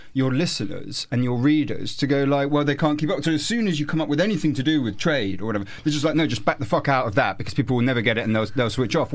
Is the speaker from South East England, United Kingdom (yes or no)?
yes; Winchester, South East England, United Kingdom; my hometown in Winchester